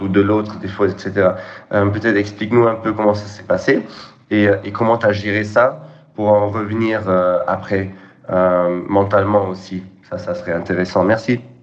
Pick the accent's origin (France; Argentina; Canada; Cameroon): France; nous en tant que Français